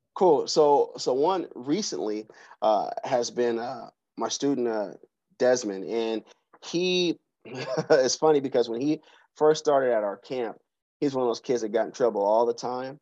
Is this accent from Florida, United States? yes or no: no; Seattle, Washington, United States; also born or lived in Georgia; now in Atlanta, United States; I'm from Seattle, Washington. I grew up in the CD, uh, right off of Yesler Street